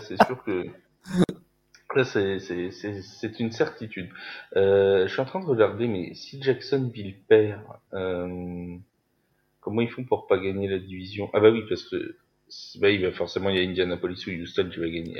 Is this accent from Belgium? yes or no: no; France; on est français tous les deux